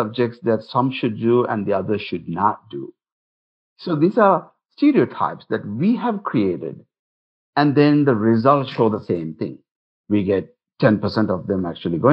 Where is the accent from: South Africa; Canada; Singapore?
Singapore; now in Utah, United States; I come from Singapore